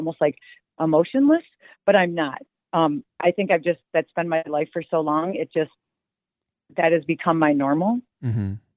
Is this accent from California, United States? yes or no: no; Dubuque, Iowa, United States; I'm from a small town. It's called Dubuque, Iowa. It's right on the Mississippi River, pretty small. When I grew up, it was pretty much, it was like many Midwest towns.